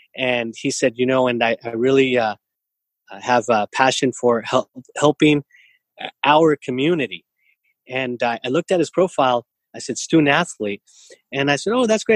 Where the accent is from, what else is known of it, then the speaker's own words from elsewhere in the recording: San Jose, California, United States; now in Santa Clara, United States; I grew up in East San Jose. Today I live in Santa Clara